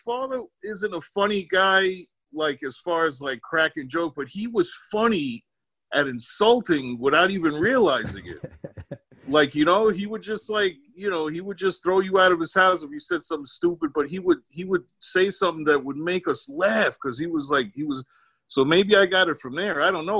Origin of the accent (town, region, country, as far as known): New York City, New York, United States; born or raised there; also born or lived in Lower East Side, Manhattan